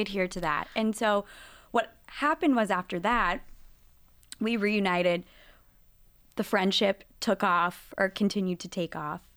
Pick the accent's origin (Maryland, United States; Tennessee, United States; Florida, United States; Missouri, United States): Tennessee, United States; Nashville; moved away as an adult; I grew up in Nashville, Tennessee, and I was with, growing up with a Reformed Jewish family